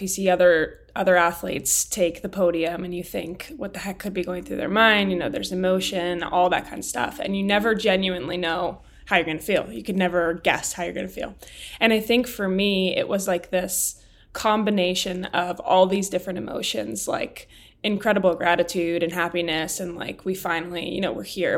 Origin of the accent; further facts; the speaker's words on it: Highlands Ranch, Colorado, United States; born and raised in Colorado